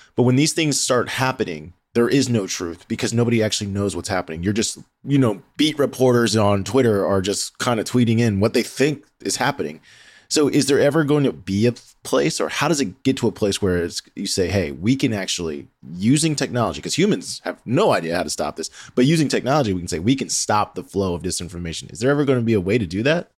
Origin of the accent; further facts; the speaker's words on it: D.C., District of Columbia, United States; I grew up near the Washington, D C area